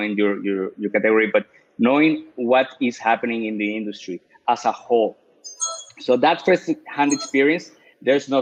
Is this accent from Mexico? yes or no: yes; Mexico; English is a second language; moved away; I'm from Mexico, you know, being Hispanic, having an accent.